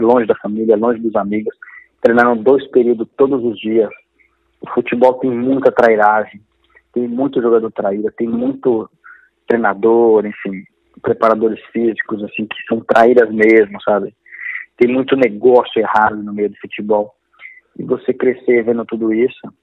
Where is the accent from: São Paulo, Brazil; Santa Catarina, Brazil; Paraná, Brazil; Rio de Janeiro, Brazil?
São Paulo, Brazil; Diadema; nasci em Diadema